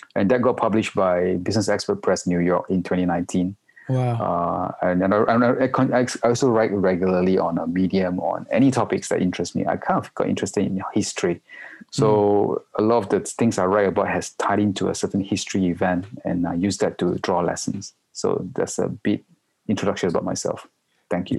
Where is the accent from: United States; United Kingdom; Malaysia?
Malaysia; moved away as an adult; also born or lived in Singapore; now in Hong Kong; I'm a Malaysian, uh, and, but I'm based in Hong Kong for the past 16 years already.